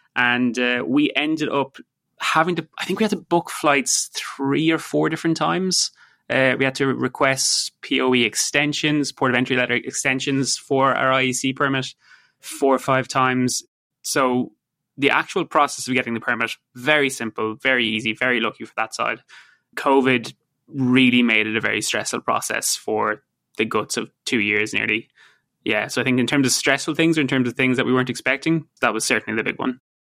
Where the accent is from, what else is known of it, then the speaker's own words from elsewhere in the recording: Ireland; moved away as an adult; also born or lived in United States / London; now in Vancouver, Canada; it will always be my home country